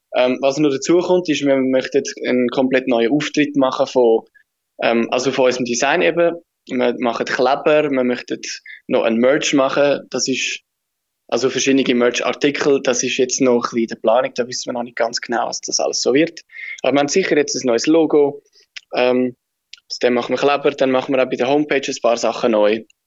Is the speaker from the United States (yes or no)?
no; Switzerland; wir sind Schweizer